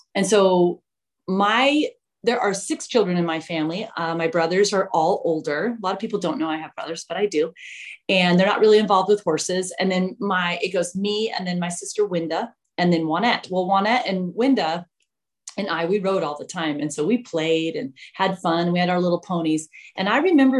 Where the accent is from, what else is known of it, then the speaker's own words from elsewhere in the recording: Mesa, Arizona, United States; I grew up in Mesa, Arizona